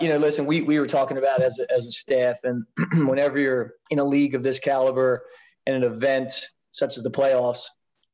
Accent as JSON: {"language": "English", "town": "Baltimore", "region": "Maryland", "country": "United States", "tie": "born or raised there", "said": "I grew up in the Baltimore area, played all my club soccer there."}